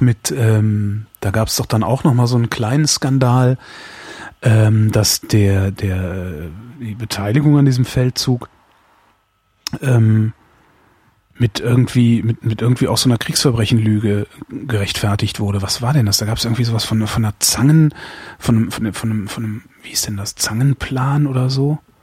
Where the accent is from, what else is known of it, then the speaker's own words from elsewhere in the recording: Cologne, North Rhine-Westphalia, Germany; ich komme jetzt nun äh, aus Köln